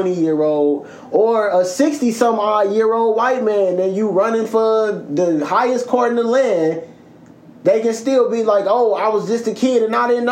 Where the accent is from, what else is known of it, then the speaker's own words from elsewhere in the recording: Chicago, Illinois, United States; I grew up on Emmett Till Boulevard